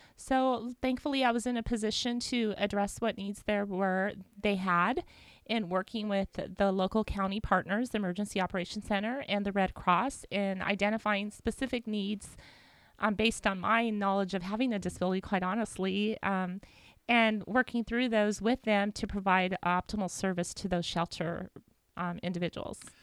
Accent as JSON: {"language": "English", "town": "Whittier", "region": "California", "country": "United States", "tie": "born or raised there", "said": "I grew up in Whittier went to school"}